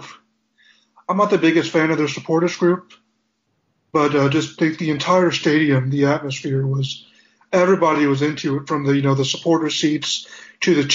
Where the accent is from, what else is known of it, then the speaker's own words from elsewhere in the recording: Muncie, Indiana, United States; I am from Muncie, Indiana